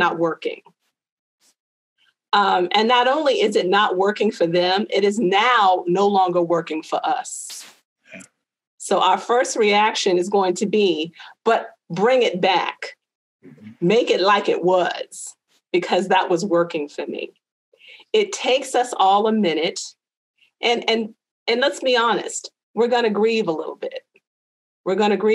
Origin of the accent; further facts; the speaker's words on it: United States; I growing up in America